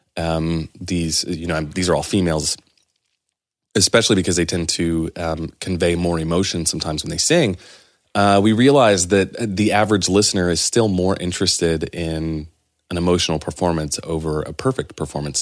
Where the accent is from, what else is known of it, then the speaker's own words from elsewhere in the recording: near Clovis, New Mexico, United States; growing up near Clovis, New Mexico, there was uh, Norman Petty Studios was there.